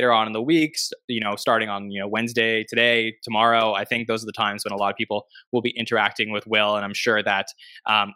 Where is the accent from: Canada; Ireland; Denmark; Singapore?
Canada; I'm from Canada